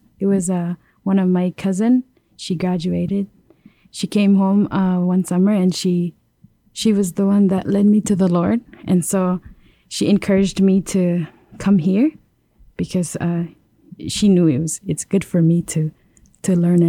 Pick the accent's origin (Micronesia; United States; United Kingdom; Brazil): Micronesia; Yap; moved away; I'm from Yap.